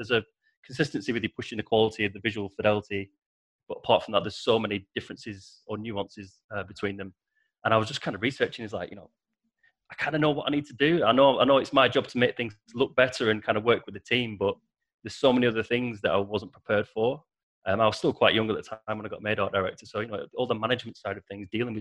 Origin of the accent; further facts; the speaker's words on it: Preston, North West England, United Kingdom; I'm from Preston originally, and Manchester's about 30 miles from where I live in the north of England